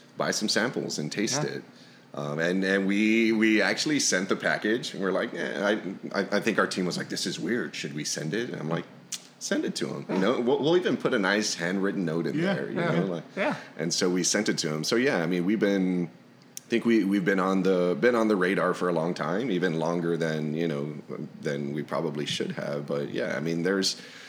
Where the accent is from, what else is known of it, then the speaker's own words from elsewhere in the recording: Texas, United States; here in Texas, I'm born and raised Texan